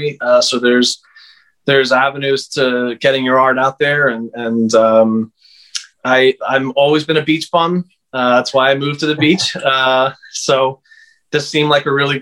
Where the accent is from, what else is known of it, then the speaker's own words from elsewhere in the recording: Conshohocken, Pennsylvania, United States; moved away as an adult; also born or lived in Philadelphia, Pennsylvania; now in Delaware, United States; I was born in Philadelphia, Pennsylvania, and grew up outside of the city in a suburb called Conshohocken, Plymouth Meeting area.